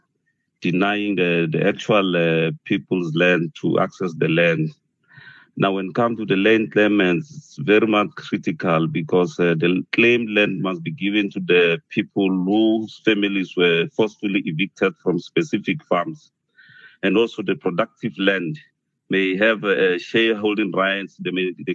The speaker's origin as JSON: {"language": "English", "region": "Mpumalanga", "country": "South Africa", "said": "I'm from Mpumalanga."}